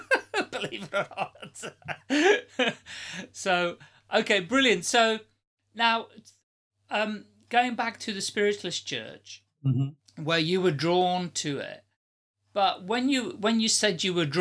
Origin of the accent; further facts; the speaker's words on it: Amsterdam, North Holland, Netherlands; now in England; I'm originally from Amsterdam.